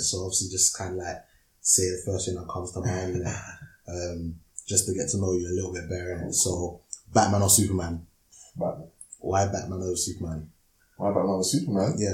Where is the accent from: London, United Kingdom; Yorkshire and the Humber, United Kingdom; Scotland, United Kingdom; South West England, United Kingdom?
London, United Kingdom; also born or lived in Hackney, North London / Milton Keynes; I was born in North London, in Hackney, moved to South London, when I was about four or five.